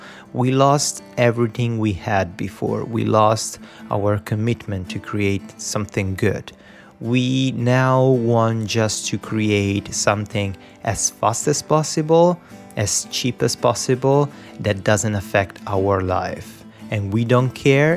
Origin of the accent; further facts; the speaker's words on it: Rome, Lazio, Italy; moved away as an adult; now in Vancouver, Canada; So I'm Italian. I was born in Italy, Rome. I lived in Italy until I was 28. Then I decided to move to Vancouver